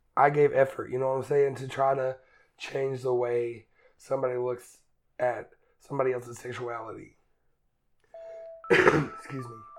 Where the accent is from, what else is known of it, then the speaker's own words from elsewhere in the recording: Eastern Kentucky, United States; moved away as an adult; I grew up in Eastern Kentucky, very Republican, redneck